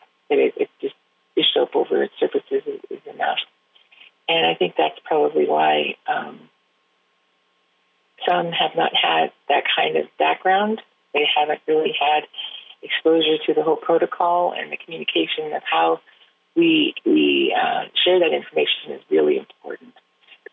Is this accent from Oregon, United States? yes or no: yes; Oregon, United States; also born or lived in Navajo reservation, near Chinle, Arizona; I was raised here in Oregon. I was born on a Navajo reservation